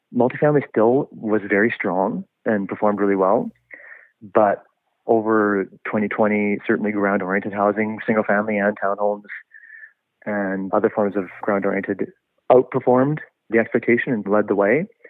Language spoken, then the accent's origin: English; Kelowna, British Columbia, Canada; moved away as an adult; also born or lived in Vancouver; born and raised in Kelowna, but certainly have lived in Vancouver and other provinces as well, and enjoying being back in the city